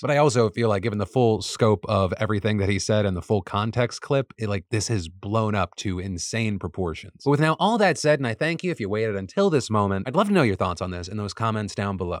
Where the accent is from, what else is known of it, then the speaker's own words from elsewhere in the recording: United States; As an American